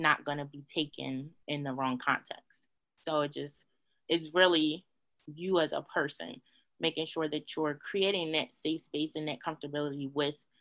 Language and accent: English; United States; I was born in America. I am Black. I wasn't born in Africa, so I'm Black